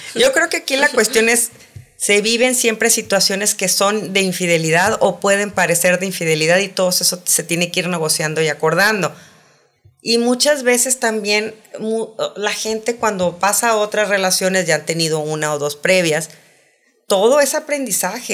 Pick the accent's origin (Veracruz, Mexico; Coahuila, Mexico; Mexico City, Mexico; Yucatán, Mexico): Coahuila, Mexico; Saltillo; yo soy de Saltillo